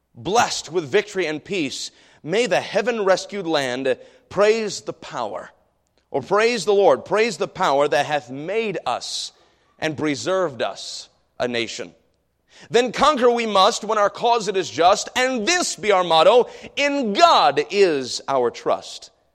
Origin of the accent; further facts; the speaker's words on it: United States; as an American